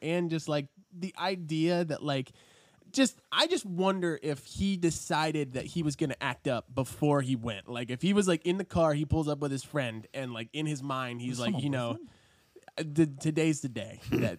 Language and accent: English; Cumberland, Maryland, United States; this Japanese steakhouse in my hometown of Cumberland.